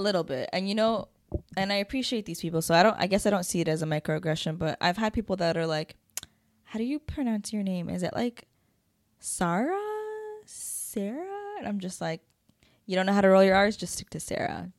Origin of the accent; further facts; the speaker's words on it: Toronto, Ontario, Canada; I was born here